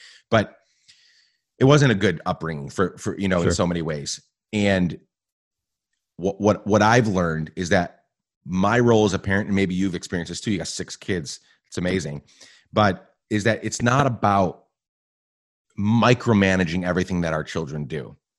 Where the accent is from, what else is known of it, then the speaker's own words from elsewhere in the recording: Guatemala; where I grew up in Guatemala. My parents were missionaries. And so I spent, you know, 9-10 years in Guatemala.